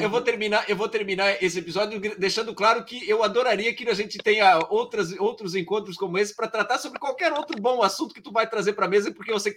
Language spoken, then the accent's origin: Portuguese; Rio dos Cedros, near Blumenau, Santa Catarina, Brazil; eu sou da região também ali de ah, Blumenau